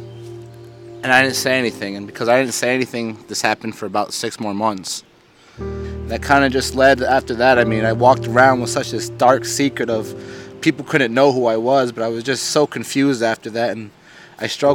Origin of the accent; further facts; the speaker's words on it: Cranford, New Jersey, United States; also born or lived in Florida; I'm 30 years old. I'm from Cranford, New Jersey.